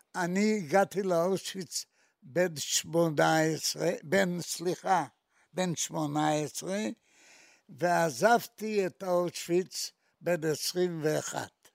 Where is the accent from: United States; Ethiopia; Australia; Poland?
Poland; Maków Mazowiecki, Masovian Voivodeship; moved away as an adult; now in Israel; אני נולדתי בעיירה בשם מקוף מזרובייצקי